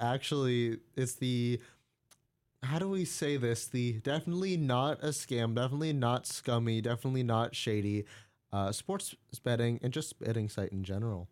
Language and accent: English; United States; I'm an American